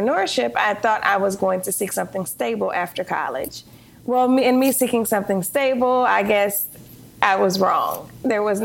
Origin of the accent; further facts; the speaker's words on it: Detroit, Michigan, United States; moved away as an adult; I'm from Detroit, Michigan.